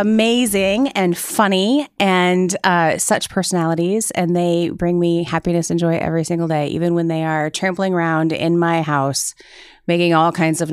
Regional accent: Cedar Rapids, Iowa, United States; So I was born in Cedar Rapids.

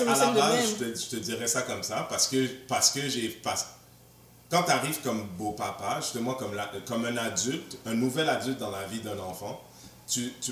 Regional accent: Haiti; non, c'est ça, pas, que je pense que tu sois malhonnête, mais on est haïtien.

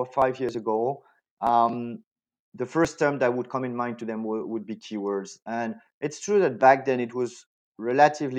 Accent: France; accent: French; English is a second language; moved away as an adult; now in Spain; I'm French. This is something that is really hard to hide, obviously, especially like on voice only. So I was born in France.

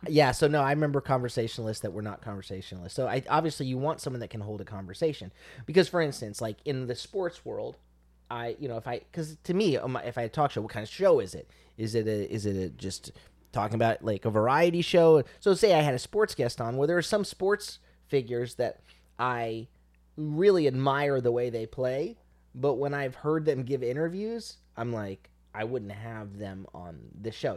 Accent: Central Florida, United States; I'm not from South Florida, I'm from Central Florida

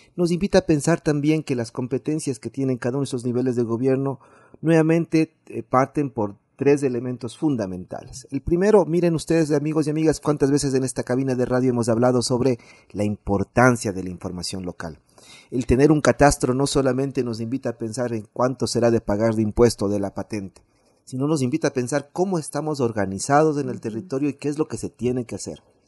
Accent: Quito, Pichincha, Ecuador; como quiteños

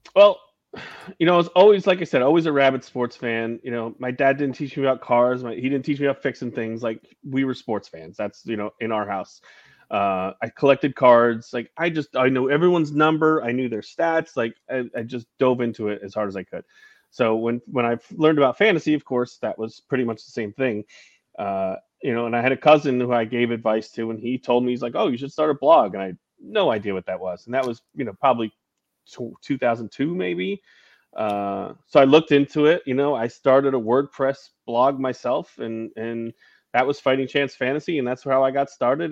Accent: New York, United States; growing up in New York

